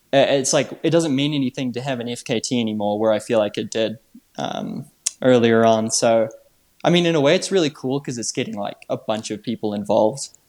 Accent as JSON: {"language": "English", "country": "New Zealand", "moved": "yes", "said": "originally I'm from New Zealand"}